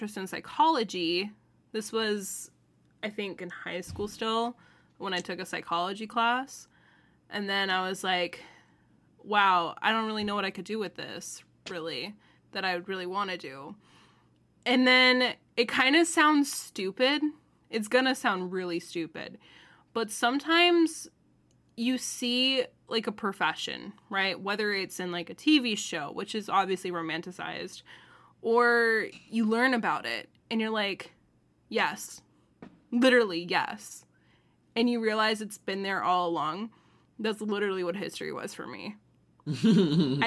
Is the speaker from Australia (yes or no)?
no; Florida, United States; from Florida, good old Florida, born and raised